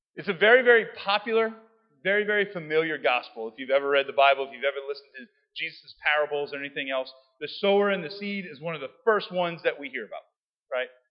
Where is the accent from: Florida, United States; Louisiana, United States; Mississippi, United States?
Louisiana, United States; South; I'm from South Louisiana